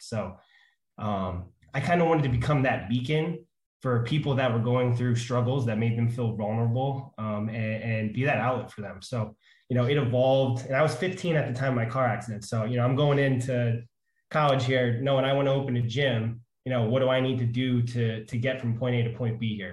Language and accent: English; Pennsylvania, United States; I'm from Pennsylvania